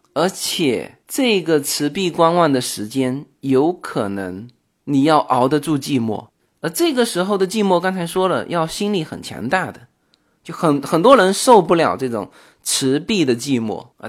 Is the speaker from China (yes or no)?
yes; China; now in Los Angeles, United States; 我们中国人